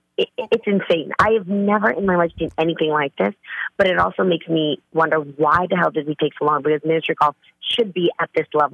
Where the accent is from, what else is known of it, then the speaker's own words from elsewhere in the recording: California, United States; I'm the girl from the Bay, man. I bring it.